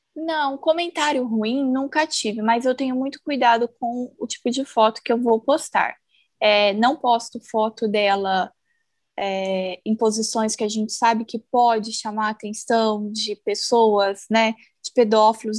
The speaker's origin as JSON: {"language": "Portuguese", "town": "Campo Grande", "region": "Mato Grosso do Sul", "country": "Brazil", "tie": "born or raised there", "also_born_or_lived": "Cascavel", "moved": "as an adult", "lives_now": "Umuarama, Brazil", "said": "Eu sou de Campo Grande, né? Nasci, criei aí, e há oito anos eu me mudei para o interior do Paraná. Eu moro atualmente em Umuarama"}